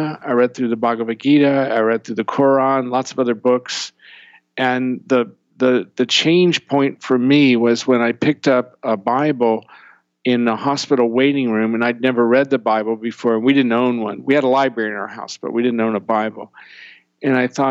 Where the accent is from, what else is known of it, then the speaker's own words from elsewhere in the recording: Maryland, United States; I grew up in Maryland with no air conditioning.